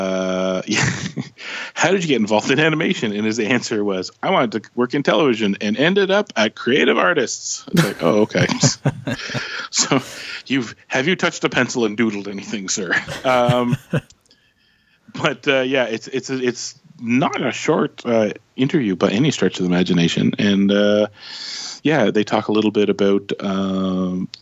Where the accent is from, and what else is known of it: Canada